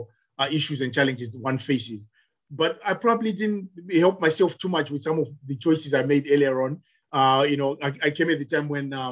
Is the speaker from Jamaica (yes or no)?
no; Zimbabwe; now in United Kingdom; I'm from Zimbabwe originally. I have been in the UK probably longer than I care to remember